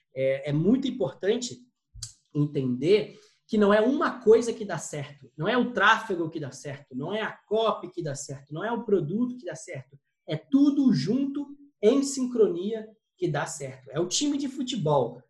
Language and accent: Portuguese; São Gonçalo, Rio de Janeiro, Brazil; a gente veio de família humilde, vim de São Gonçalo aqui